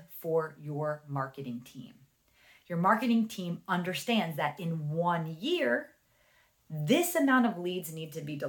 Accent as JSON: {"language": "English", "region": "New Jersey", "country": "United States", "accent": "Jersey", "said": "my Jersey accent"}